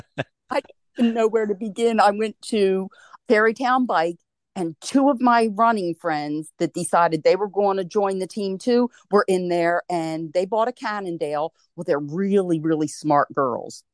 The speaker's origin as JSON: {"language": "English", "town": "Wilmington", "region": "Delaware", "country": "United States", "tie": "born or raised there", "said": "I was born and raised in Wilmington, Delaware, and I'm one of four children"}